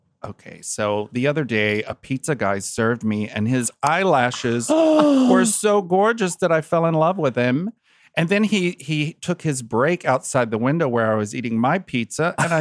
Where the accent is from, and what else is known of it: Kentucky, United States